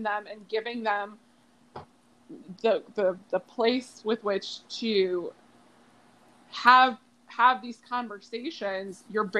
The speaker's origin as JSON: {"language": "English", "town": "Springfield", "country": "United States", "tie": "born or raised there", "said": "my hometown of Springfield"}